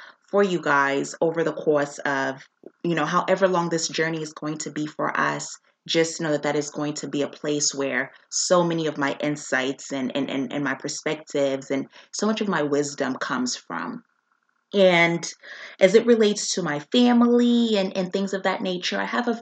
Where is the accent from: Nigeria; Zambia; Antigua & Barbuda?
Zambia; now in United States; I am a Black woman born and raised in Zambia